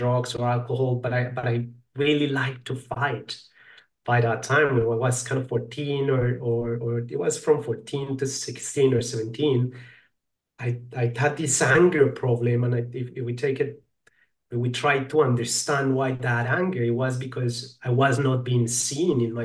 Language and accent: English; Colombia; I'm from Colombia